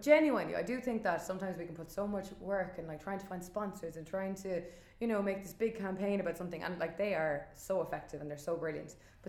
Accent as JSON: {"language": "English", "town": "Dublin", "region": "Leinster", "country": "Ireland", "said": "And I'm originally from Dublin"}